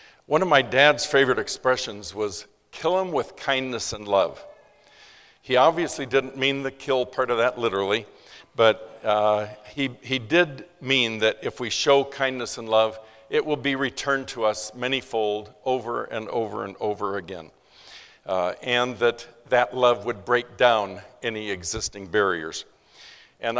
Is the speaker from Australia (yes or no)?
no; Los Angeles, California, United States; I was born in East LA in 1942.